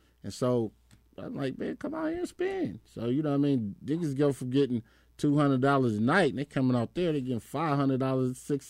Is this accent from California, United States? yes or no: yes; Compton, California, United States; So when I started DJing and shit, like … they knew I was from Compton, so they put the town together.